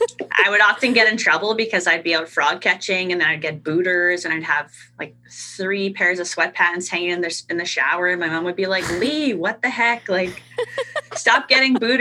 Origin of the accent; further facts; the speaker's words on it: Northern Manitoba, Canada; I'm originally from Northern Manitoba in Canada, and I'm a Muskego Innu woman. So that means Swampy Cree woman in Swampy Cree. So it's called Innu Moyen. That's the language. Mm-hmm. And you know, growing up in a small community of 1,000 people